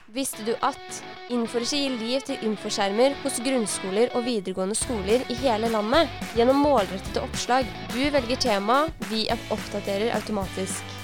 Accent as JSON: {"language": "Norwegian", "region": "Oslo", "country": "Norway", "moved": "yes", "lives_now": "Drammen, Norway", "said": "vi kommer fra Oslo"}